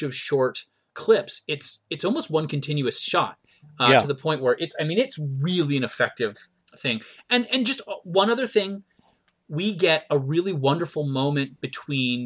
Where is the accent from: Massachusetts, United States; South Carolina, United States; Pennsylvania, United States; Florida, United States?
South Carolina, United States; Myrtle Beach; I grew up in Myrtle Beach, South Carolina.